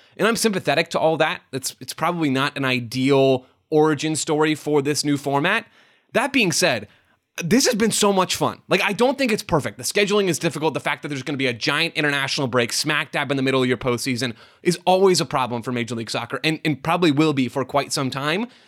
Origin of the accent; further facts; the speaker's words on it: United States; as an American sports fan